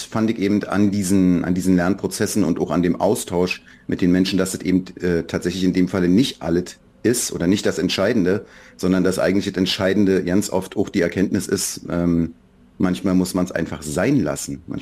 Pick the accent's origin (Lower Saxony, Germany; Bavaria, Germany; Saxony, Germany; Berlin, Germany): Berlin, Germany; Für mich als Berliner, ich bin Berliner immer gewesen, ich bin da geboren und wir hatten einen gewissen Zug zur Ostsee, auch schon zu Ostzeiten.